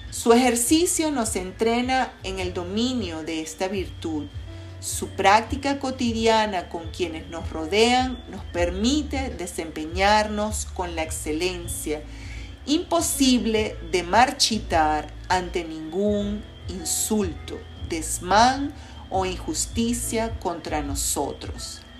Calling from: Caracas, Capital District, Venezuela; te saludo con mucho cariño desde la ciudad de Caracas, Venezuela.

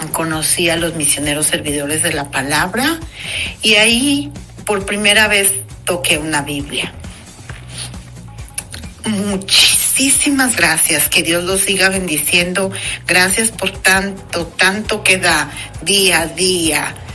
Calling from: Los Angeles, California, United States; Hola, Padre Modesto, soy … de Los Ángeles, California

